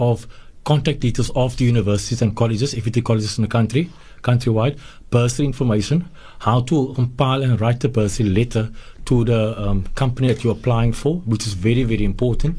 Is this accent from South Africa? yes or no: yes; Nova Park, Western Cape, South Africa; I grew up in Nova Park